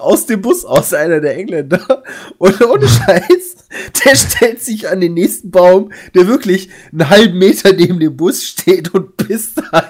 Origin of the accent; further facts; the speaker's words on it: Germany; ich komme aus Deutschland